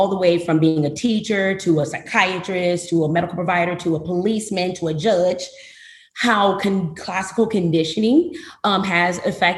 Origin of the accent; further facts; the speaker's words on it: Flint, Michigan, United States; moved away as an adult; also born or lived in New Orleans, Louisiana / St. Louis, Missouri; now in Houston, United States; I was born and raised in Flint, Michigan